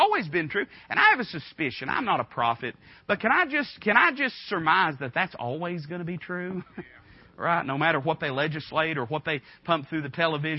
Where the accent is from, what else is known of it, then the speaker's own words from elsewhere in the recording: United States; accent: hillbilly backwoods; the hillbilly backwoods way that I talk